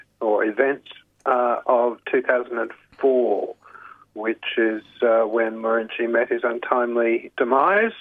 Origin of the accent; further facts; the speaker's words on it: Queensland, Australia; moved away as an adult; also born or lived in Canberra / Sydney / Britain / Brisbane; I grew up in the Bjelke Peterson era in Queensland